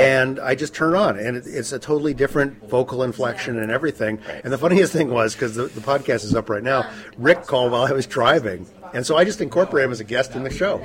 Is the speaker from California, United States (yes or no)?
yes; San Francisco, California, United States; I'm from San Francisco